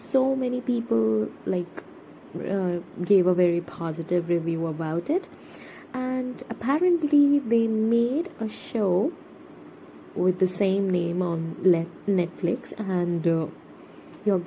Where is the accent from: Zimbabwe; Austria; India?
India; I am a Indian person